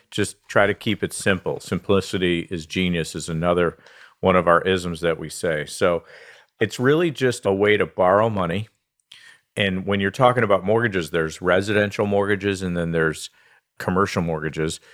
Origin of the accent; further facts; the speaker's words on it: Southfield, Michigan, United States; So I was born and raised in Southfield, Michigan. I've spent most of my life uh, here in Michigan, so I'm a Michigan guy.